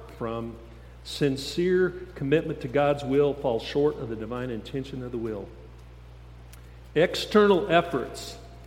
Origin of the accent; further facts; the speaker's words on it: Steamboat Springs, Colorado, United States; I grew up in Steamboat Springs a long time ago